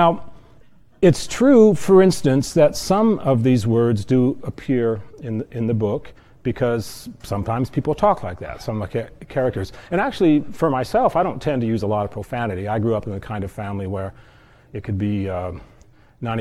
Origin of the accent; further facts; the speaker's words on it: South Central Iowa, United States; When I was a teenager, growing up in South Central Iowa